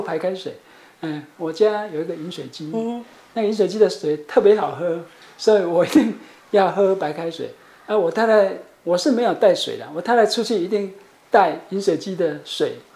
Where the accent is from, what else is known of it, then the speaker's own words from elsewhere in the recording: Chiayi, Taiwan; moved away; also born or lived in Taipei; 我是家里人